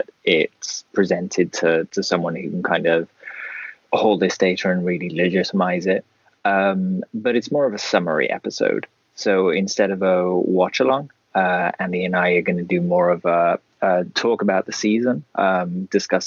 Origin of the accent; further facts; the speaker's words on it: United Kingdom; as a British person